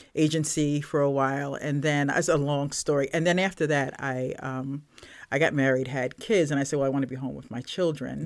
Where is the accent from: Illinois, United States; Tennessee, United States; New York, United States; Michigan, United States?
New York, United States; Brooklyn; moved away as an adult; also born or lived in Vernon, Connecticut; now in Manchester, United States; I am originally from Brooklyn, New York